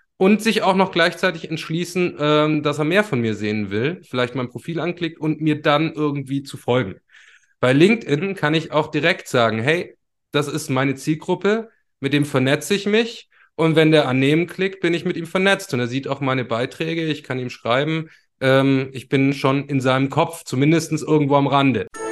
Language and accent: German; Ulm, Baden-Württemberg, Germany; Ich hatte auch eine Jugendsendung zum Beispiel bei so einem offenen, freien Radiosender bei uns in Ulm